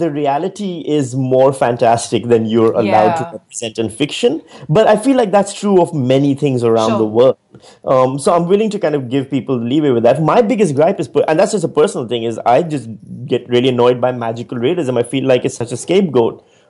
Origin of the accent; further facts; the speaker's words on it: Pakistan; moved away as an adult; now in Australia; I'm from Pakistan